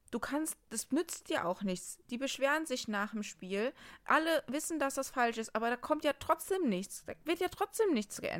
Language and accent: German; Dortmund, North Rhine-Westphalia, Germany; ich finde als Dortmunder, ist man immer nachher nach so, solchen Spielen, man redet immer über den Schiri.